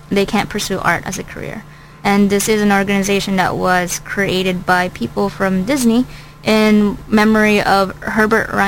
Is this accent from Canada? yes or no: no; Philippines; now in United States; I'm not from America